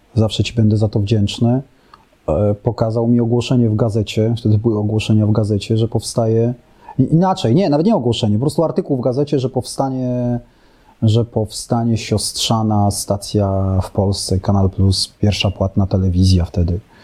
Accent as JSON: {"language": "Polish", "town": "Warsaw", "region": "Masovian Voivodeship", "country": "Poland", "said": "No ja jestem z Warszawy, więc i tak byłem z, z dużego polskiego miasta"}